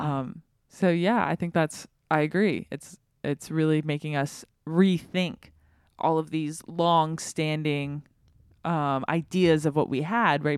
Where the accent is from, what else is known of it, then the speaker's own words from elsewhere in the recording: the South, United States; I grew up in the South, and so it's a very Protestant area